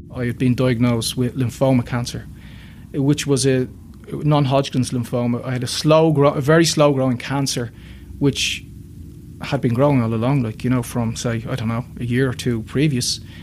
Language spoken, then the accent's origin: English; Dublin, Leinster, Ireland; I grew up in North North Dublin, close enough to the city